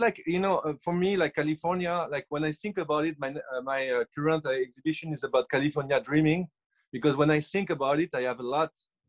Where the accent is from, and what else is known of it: France; accent: French; English is a second language; now in Los Angeles, United States